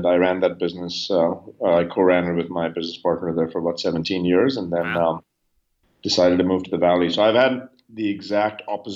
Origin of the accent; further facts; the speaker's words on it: India; moved away as an adult; now in United States; I grew up in India.